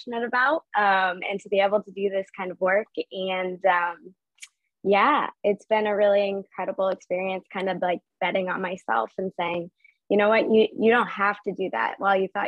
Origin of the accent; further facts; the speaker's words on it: Capital Region, New York, United States; also born or lived in Ithaca, New York; I'm from the Capital region.